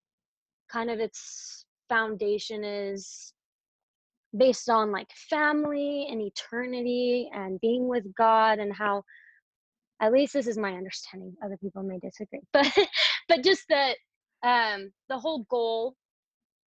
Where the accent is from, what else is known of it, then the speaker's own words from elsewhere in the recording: Provo, Utah, United States; I grew up in Provo, Utah